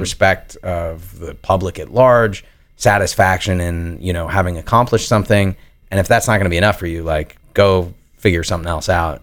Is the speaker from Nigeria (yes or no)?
no; New York, United States; growing up in New York and then going to school there